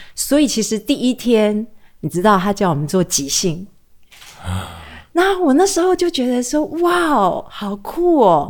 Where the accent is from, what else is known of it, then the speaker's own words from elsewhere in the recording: Taiwan; moved away as an adult; also born or lived in New York; 在台湾我们对外国人很友善